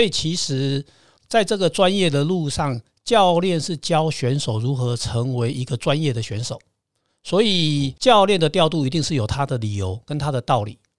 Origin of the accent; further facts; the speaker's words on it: Taiwan; 我们台湾这边的生活方式